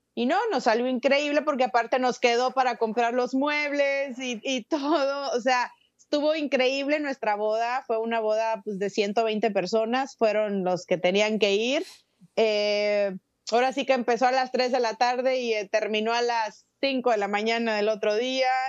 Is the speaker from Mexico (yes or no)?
yes; Xicoténcatl, Tamaulipas, Mexico; moved away as an adult; also born or lived in Ciudad Mante, Tamaulipas; now in Los Angeles, United States; Soy de un pueblito llamado Jicotencatl, Tamaulipas. Eh, bueno, nací en Ciudad Mante, Tamaulipas